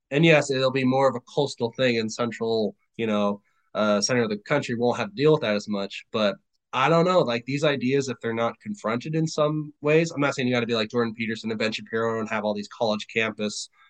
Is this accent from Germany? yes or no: yes; Germany; now in United States; I've never been to Africa. I was born and raised in Germany. I came to the United States.